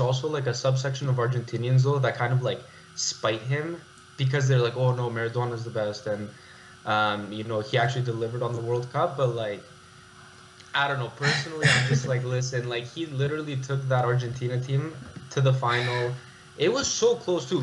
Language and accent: English; Toronto, Ontario, Canada; born and raised in Toronto